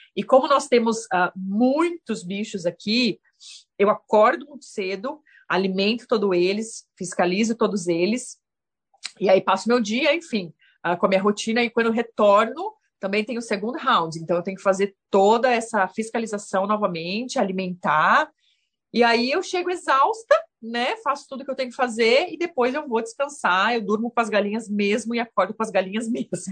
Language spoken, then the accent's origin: Portuguese; São Paulo, Brazil; moved away as an adult; also born or lived in Auckland, New Zealand; now in Christchurch, New Zealand; Nós somos naturais de São Paulo, São Paulo capital